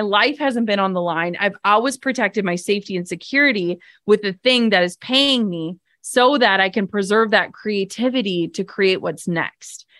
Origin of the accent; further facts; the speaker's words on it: Midwest, United States; I'm from the Midwest.